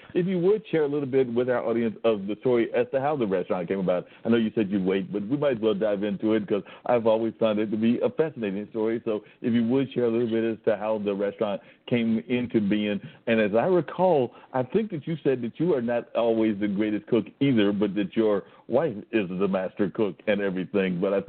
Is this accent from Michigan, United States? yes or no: no; Warren County, North Carolina, United States; I grew up in Warden